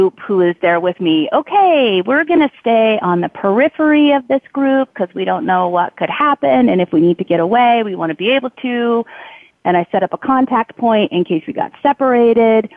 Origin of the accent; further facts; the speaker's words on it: United States; as an American